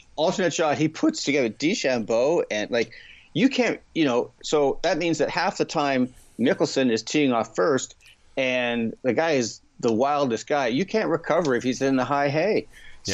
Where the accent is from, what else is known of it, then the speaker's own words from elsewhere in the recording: Canada; as a Canadian golf fan